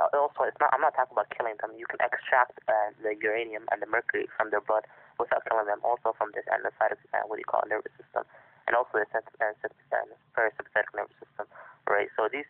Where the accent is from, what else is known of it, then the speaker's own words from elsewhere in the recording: South Africa; my country too, and I'm South African